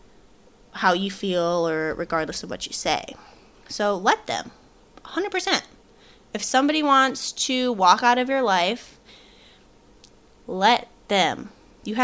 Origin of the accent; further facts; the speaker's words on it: Michigan, United States; moved away; I'm originally from Michigan